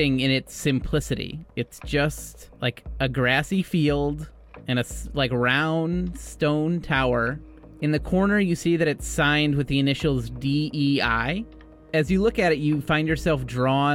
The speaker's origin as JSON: {"language": "English", "region": "Midwest", "country": "United States", "said": "As a Midwesterner"}